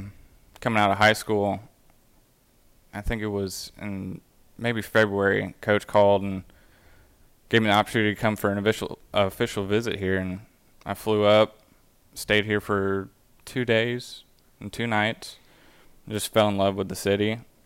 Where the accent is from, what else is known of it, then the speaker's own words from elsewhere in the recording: Pecan Grove, Texas, United States; I grew up on Pecan Grove Plantation Country Club, which is in the Pecan Grove subdivision. And probably my favorite courses in the Houston area would have to be